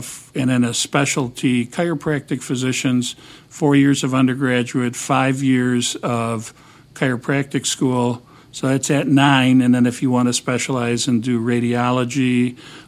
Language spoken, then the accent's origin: English; Wisconsin, United States; now in Chicago, United States; I'm originally from Wisconsin